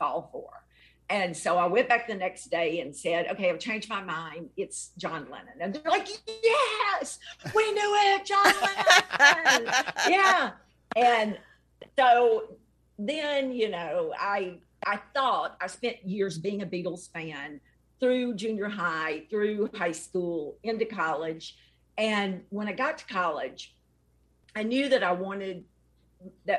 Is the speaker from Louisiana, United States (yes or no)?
yes; Alexandria, Louisiana, United States; I grew up in Alexandria, and I was in Horseshoe Drive Elementary.